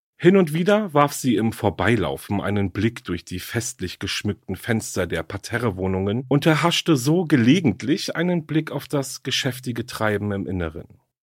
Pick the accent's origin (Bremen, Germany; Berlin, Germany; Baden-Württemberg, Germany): Berlin, Germany; Berlin ist ja meine Heimatstadt